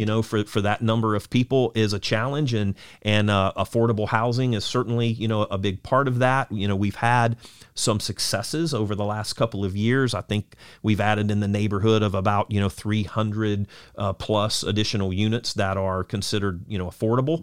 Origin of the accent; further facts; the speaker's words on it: Lakeland, Florida, United States; also born or lived in Auburndale, Florida; I was born and raised, you know, in Lakeland, uh, also, uh, at Auburndale as well